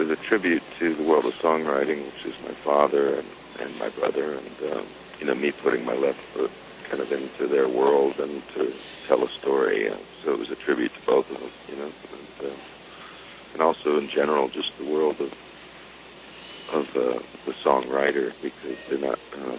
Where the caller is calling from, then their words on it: Malibu, California, United States; From Malibu today.